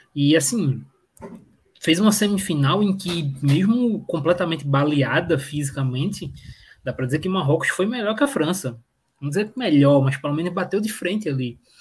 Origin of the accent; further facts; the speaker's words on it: Pernambuco, Brazil; eu sou daqui de Pernambuco